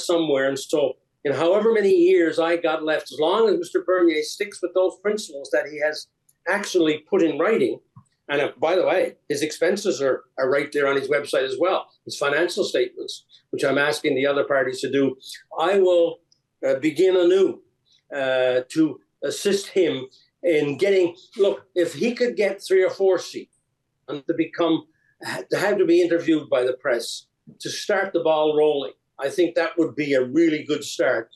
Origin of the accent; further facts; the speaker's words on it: Canada; as a Canadian and as a former First Minister.